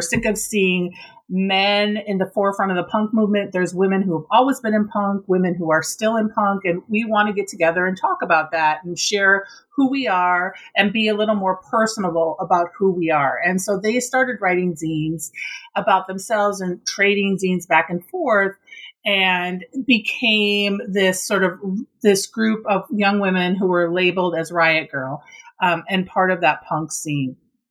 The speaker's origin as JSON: {"language": "English", "region": "Minnesota", "country": "United States", "tie": "born or raised there", "said": "because I grew up in Minnesota, I was really involved in sort of this Minnesota punk scene"}